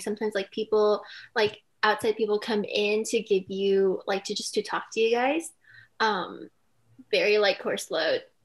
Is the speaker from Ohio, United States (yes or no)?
no; Silicon Valley, California, United States; moved away as an adult; I grew up in California in the Silicon Valley.